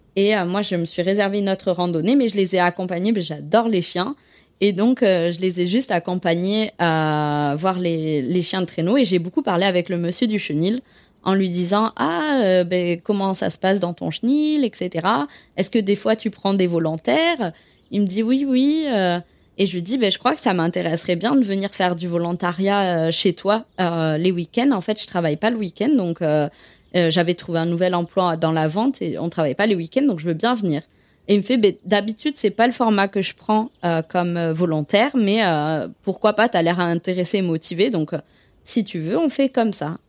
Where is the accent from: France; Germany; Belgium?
France; Bordeaux, Nouvelle-Aquitaine; moved away as an adult; also born or lived in Quebec City, Canada; je suis originaire de Bordeaux, euh, dans le sud de la France